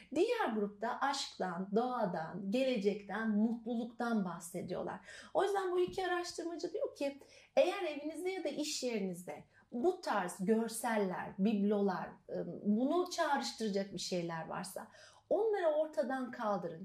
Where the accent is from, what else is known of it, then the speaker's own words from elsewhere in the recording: Elazığ, Elazığ Province, Turkey; moved away; also born or lived in Trabzon; ben aslında Elazığlıyım.